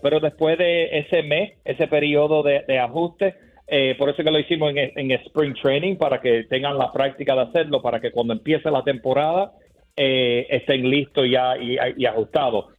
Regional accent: Miami, Florida, United States; yo soy de Miami, de Florida

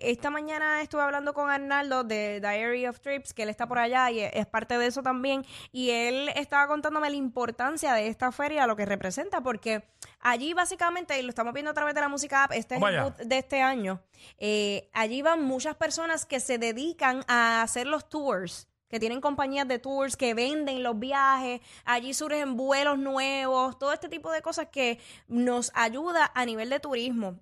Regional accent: Puerto Rico; nosotros como boricuas

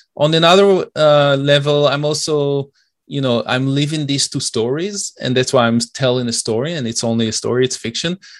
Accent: Israel; also born or lived in Detroit, United States / Oak Park, Michigan, United States; now in Toronto, Canada; I'm originally from Israel, and it's a bit, uh, tough, uh, even though I've been here for many years.

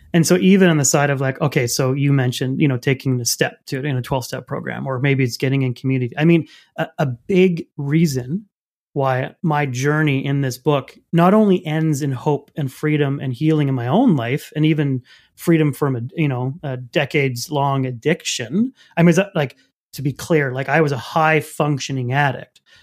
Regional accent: Canada; I'm French Canadian

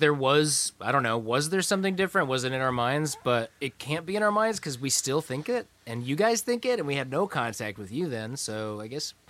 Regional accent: Iowa, United States; I'm from Iowa.

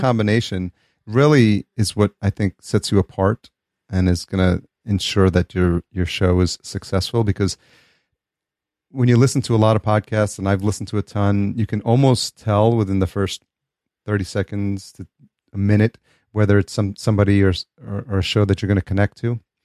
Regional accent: New York, United States; now in California, United States; growing up in New York

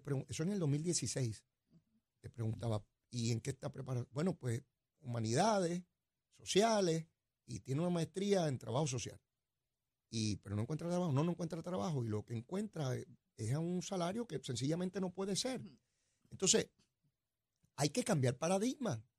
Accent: Puerto Rico; Boricua somos

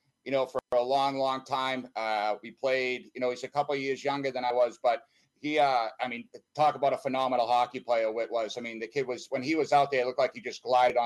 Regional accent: Boston, Massachusetts, United States; accent: Boston; also born or lived in Canton, Massachusetts; I'm originally from Boston, Mass. I actually grew up in a little town. I originally grew up in the North Bend, and then I moved out of there to a place called Canton

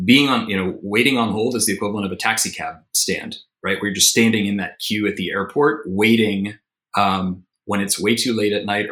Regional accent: Tennessee, United States; moved away; So I'm originally from Tennessee.

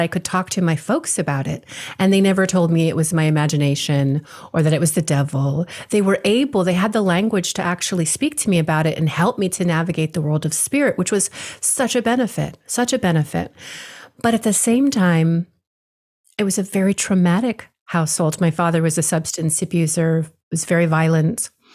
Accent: Hawaii, United States; I was born and raised in Hawaii, my father as well.

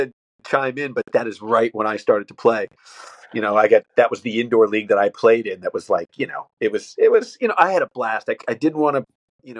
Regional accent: Connecticut, United States; I grew up in Connecticut.

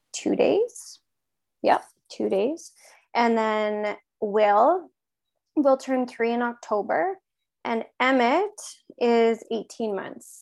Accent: Regina, Saskatchewan, Canada; now in Kipling, Canada; I'm from Regina originally

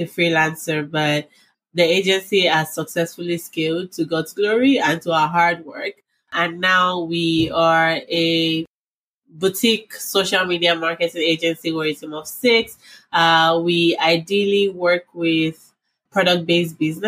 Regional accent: Nigeria; moved away as an adult; now in United States; I grew up in Nigeria before I moved to the States like 6 years ago.

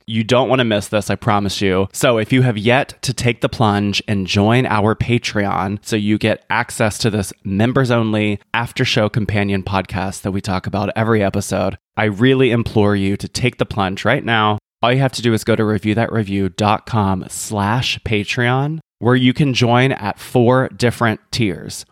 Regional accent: Columbia, South Carolina, United States; moved away as an adult; now in New York City, United States; I'm from Columbia, South Carolina. I live in New York City

